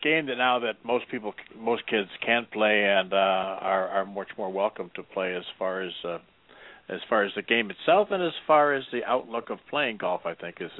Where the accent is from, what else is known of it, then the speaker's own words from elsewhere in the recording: Michigan, United States; Kirk and I grew up in Michigan, and we played in the same snowstorms, I think.